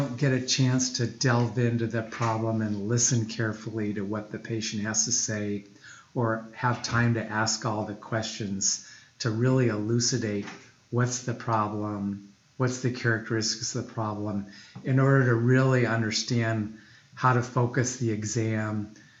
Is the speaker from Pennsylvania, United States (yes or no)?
no; Des Moines, Iowa, United States; Actually, I'm very homegrown. I grew up in Des Moines, Iowa.